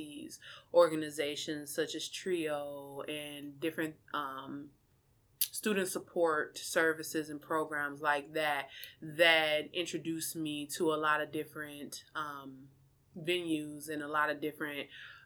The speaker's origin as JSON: {"language": "English", "town": "Minneapolis", "region": "Minnesota", "country": "United States", "tie": "born or raised there", "also_born_or_lived": "Kankakee, Illinois", "said": "I'm originally from Illinois, a small town in Illinois called Kankakee, but my mom relocated my siblings and I here to Minneapolis, specifically North Minneapolis, when I was about 4 or 5. And so I completed my entire education in Minneapolis."}